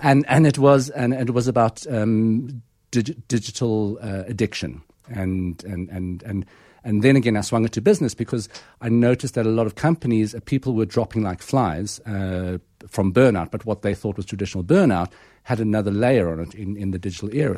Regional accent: Pretoria, Gauteng, South Africa; growing up in Pretoria, um, in the Calvinistic hotspot in sort of the nineteen seventies and eighties

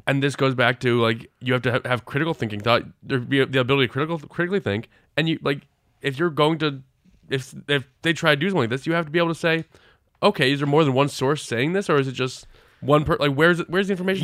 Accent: New England, United States; I'm from New England.

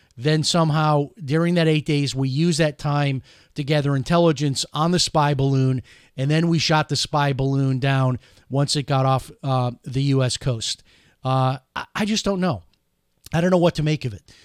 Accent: Chicago, Illinois, United States; now in Orlando, United States; growing up in Chicago

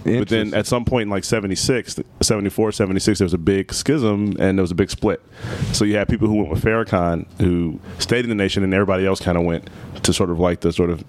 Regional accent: Chicago, Illinois, United States; Chicago, born and raised, South Side.

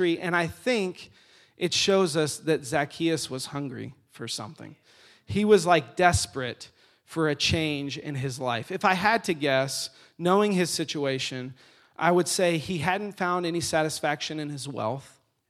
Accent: Atlanta, Georgia, United States; Okay, I grew up in Atlanta. I was a big Atlanta Braves fan.

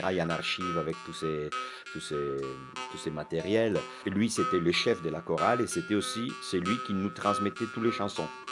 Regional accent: Milan, Lombardy, Italy; born or raised there; French is a second language; now in France

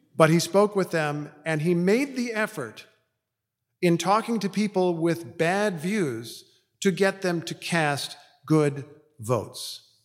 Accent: Indiana, United States; mostly in my home state of Indiana

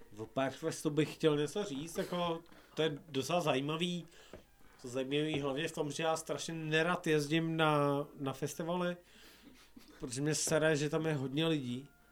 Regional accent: Silesia, Czechia; já jsem jako ze Slska

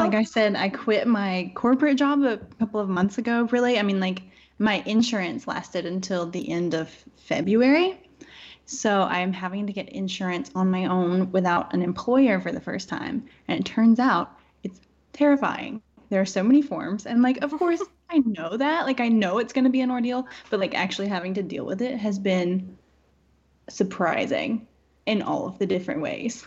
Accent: Ellisville, Mississippi, United States; moved away as an adult; also born or lived in Scotland / North Carolina; I'm from South Mississippi, in a town called Ellisville.

